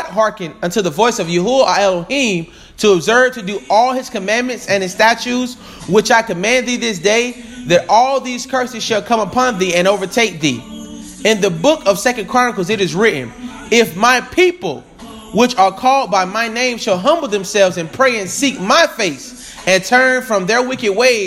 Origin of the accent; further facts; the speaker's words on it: Tampa, Florida, United States; I am from Tampa, Florida